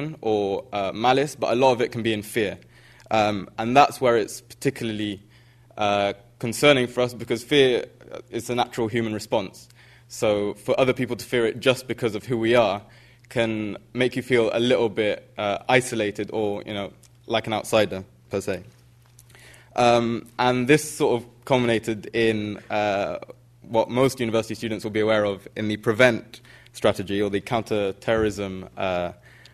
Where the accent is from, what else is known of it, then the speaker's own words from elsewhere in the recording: United Kingdom; sort of living and growing up in Britain